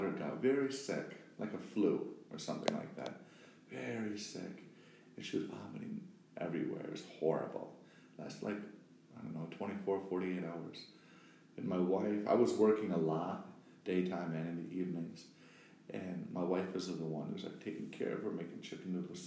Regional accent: Wisconsin, United States; now in Brooklyn, United States; originally from Wisconsin, the heartland, the Midwest

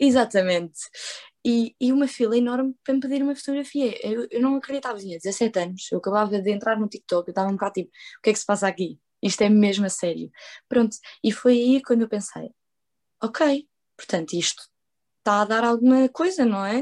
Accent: Portugal; first language Portuguese and Spanish; Sou portuguesa e espanhola, falo as duas línguas em casa. Uh, para quem não sabe, eu nasci em Portugal

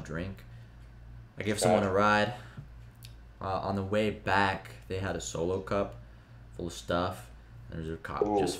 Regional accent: California, United States; moved away as an adult; now in Kansas, United States; I'm from California.

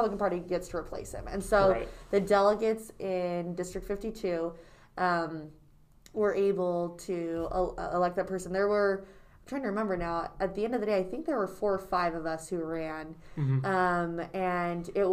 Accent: Herriman, Utah, United States; So I was born in Utah, and I grew up in the Harriman area.

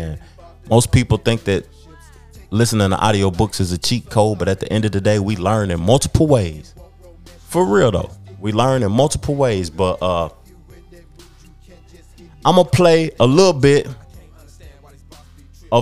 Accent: Knoxville, Tennessee, United States; I grew up in Knoxville, Tennessee, a SEC city

